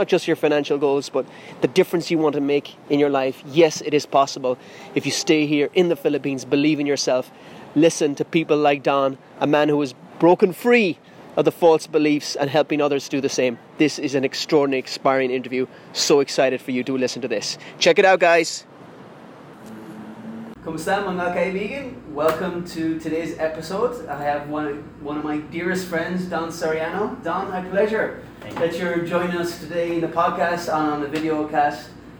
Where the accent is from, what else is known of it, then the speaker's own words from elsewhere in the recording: Ireland; not just Filipino, I'm Irish and I struggle with financial literacy